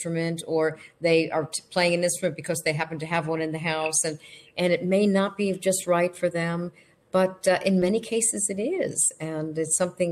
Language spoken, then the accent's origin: English; New York City, New York, United States; my sister and I grew up in New York City